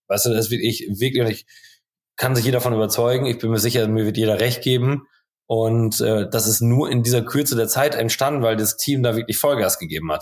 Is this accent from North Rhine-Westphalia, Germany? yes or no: yes; Holtwick, North Rhine-Westphalia, Germany; now in Coesfeld, Germany; ich wohne zwar jetzt in Coesfeld, aber ich bin in Holtwig aufgewachsen. Ganz toller Ort mit 3500 Seelen.